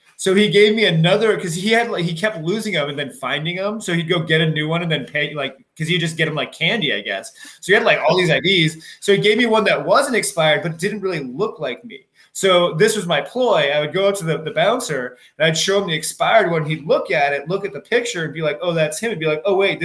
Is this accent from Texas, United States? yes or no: no; San Rafael, California, United States; moved away as an adult; also born or lived in San Francisco, California / Novato, California; now in Missoula, United States; Made my way to San Rafael. That's where I grew up